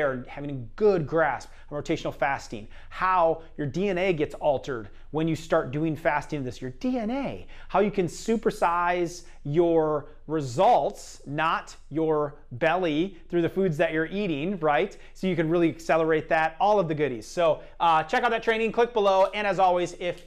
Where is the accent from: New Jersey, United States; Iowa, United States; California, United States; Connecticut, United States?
Iowa, United States; I'm from Iowa